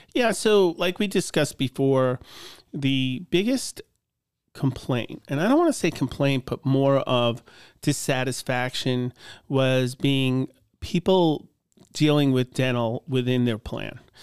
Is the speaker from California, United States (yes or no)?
no; Long Island, New York, United States; moved away as an adult; also born or lived in Cleveland; now in Butler, United States; I grew up in Long Island